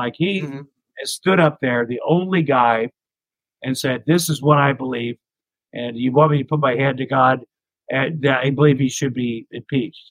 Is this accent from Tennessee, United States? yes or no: no; Ottumwa, Iowa, United States; moved away as an adult; also born or lived in Minneapolis, Minnesota; when I grew up in Iowa